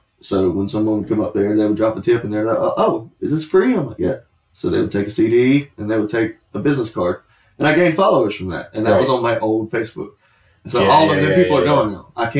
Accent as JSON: {"language": "English", "town": "Kingsland", "region": "Georgia", "country": "United States", "said": "I am from Kingsland, Georgia. I don't know anyone in your area."}